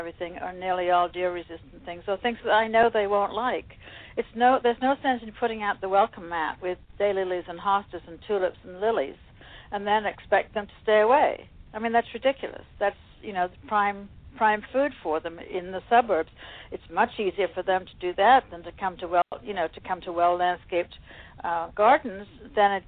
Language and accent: English; England, United Kingdom; moved away as an adult; also born or lived in Ohio; now in New York, United States; I was born and raised in England, went to university for horticulture in England